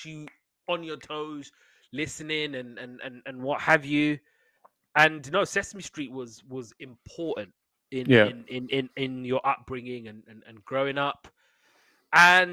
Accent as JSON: {"language": "English", "country": "United States", "said": "I'm American"}